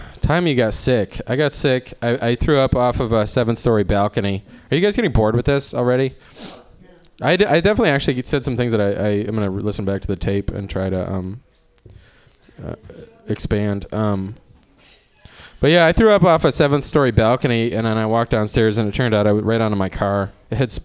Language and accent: English; Cleveland, Ohio, United States; I'm from Cleveland